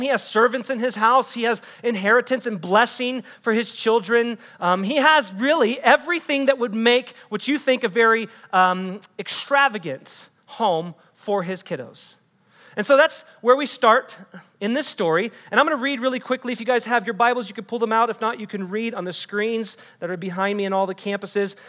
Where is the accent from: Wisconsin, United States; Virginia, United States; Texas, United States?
Texas, United States; also born or lived in Des Moines, Iowa; I'm not actually a native Texan.